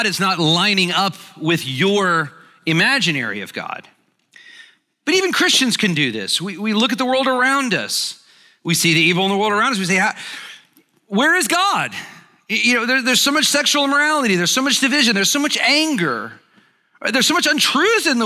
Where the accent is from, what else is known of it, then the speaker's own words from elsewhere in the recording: Alabama, United States; moved away as an adult; also born or lived in Birmingham, Alabama; now in Atlanta, United States; I grew up in Alabama. I live here, obviously, in Atlanta now